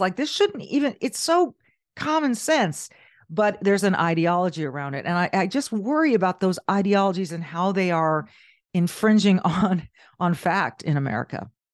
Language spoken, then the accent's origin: English; Southern California, United States; moved away; also born or lived in Minnesota; I grew up in Southern California.